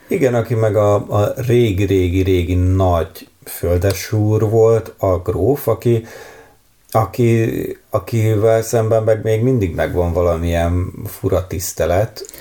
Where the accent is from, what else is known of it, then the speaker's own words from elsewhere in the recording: Hungary; egy vidéki nagyvárosban nőttem fel